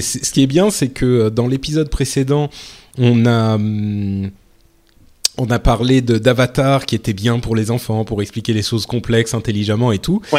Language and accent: French; France; je suis français